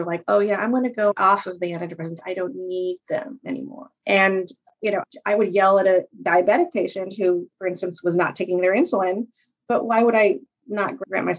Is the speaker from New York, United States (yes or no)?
yes; New Hartford, New York, United States; I grew up in New Hartford, which is a suburb of Utica